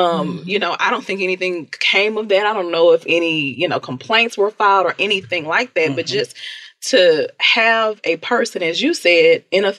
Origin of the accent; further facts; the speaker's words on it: Houston, Texas, United States; I'm from South Park, and I say it all the time, very proud of where I came from.